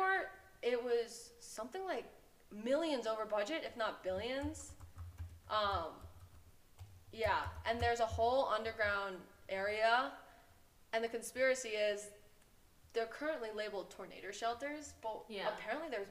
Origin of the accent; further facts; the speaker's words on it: Long Island, New York, United States; now in Colorado, United States; I grew up on Long Island.